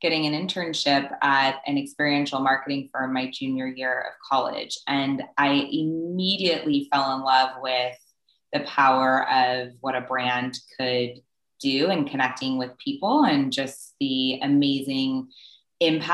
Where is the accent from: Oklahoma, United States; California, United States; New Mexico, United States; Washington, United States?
California, United States; Southern; I was born and raised in Southern California